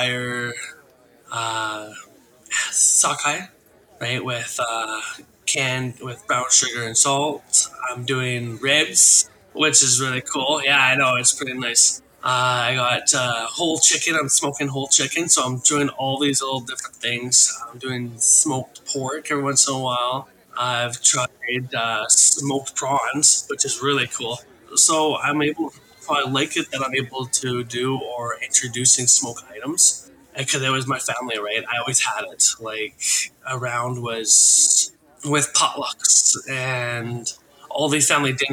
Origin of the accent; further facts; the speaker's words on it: Little Qualicum River, British Columbia, Canada; now in Port Alberni, Canada; I am Coast Salish from Little Qualcomm River